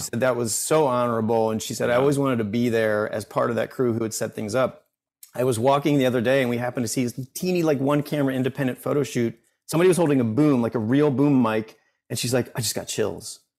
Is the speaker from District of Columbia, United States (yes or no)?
yes; Washington, District of Columbia, United States; now in Bethesda, United States; grew up in DC